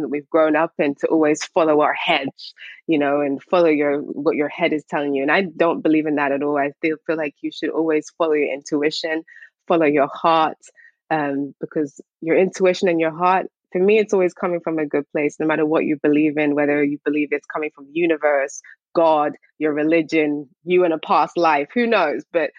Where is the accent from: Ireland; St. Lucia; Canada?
St. Lucia; also born or lived in Barbados; I'm from St. Lucia and Barbados.